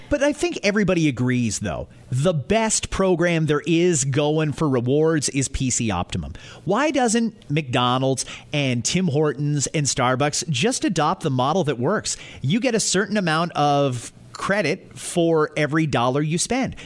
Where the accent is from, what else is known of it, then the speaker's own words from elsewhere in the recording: Scotland, United Kingdom; moved away; I'm from Scotland, and it's all roundabouts there